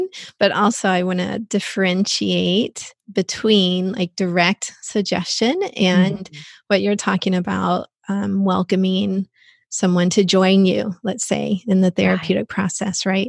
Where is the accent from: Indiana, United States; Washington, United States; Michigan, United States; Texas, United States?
Texas, United States; moved away; I'm from Texas originally.